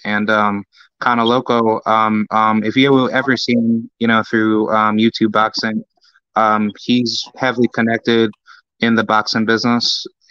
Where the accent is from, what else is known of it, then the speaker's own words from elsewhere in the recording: Albany, New York, United States; now in Florida, United States; Yeah, like, I'm a New Yorker